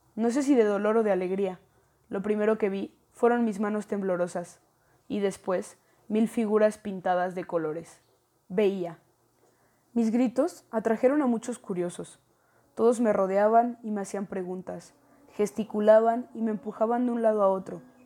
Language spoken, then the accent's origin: Spanish; León, Guanajuato, Mexico; también soy de León, Guanajuato.